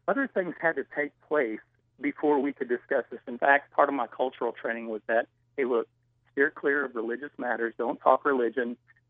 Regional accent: United States

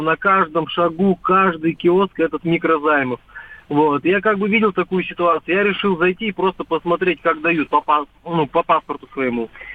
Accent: Volgograd, Volgograd Oblast, Russia; now in Moscow, Russia; Я из Москвы звоню, проживаю в Москве, но очень часто в родной город Волгоград езди, да, нахожусь

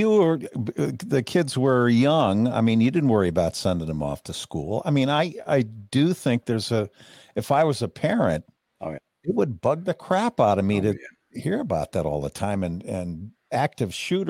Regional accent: Canada; growing up in Canada, you know, I do recall there was kind of a mass shooting not too long ago

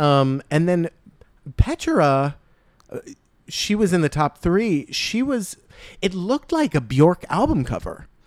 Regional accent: New Jersey, United States; I'm from New Jersey

